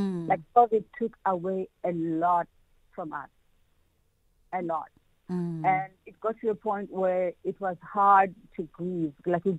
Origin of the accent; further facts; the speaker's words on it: Eastern Cape, South Africa; Because, you know, I'm from the Eastern Cape.